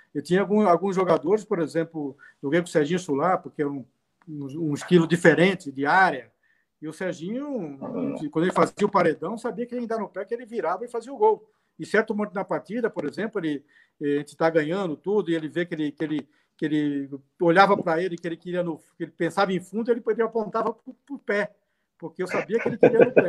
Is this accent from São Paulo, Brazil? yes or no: yes; Cubatão, São Paulo, Brazil; also born or lived in Rio de Janeiro; eu sou carioca, assim, nasci no Rio, né? Nasci, fui com seis meses, uma idade, fui para Cubatão, que é o Jardim Casqueiro, que é de Cubatão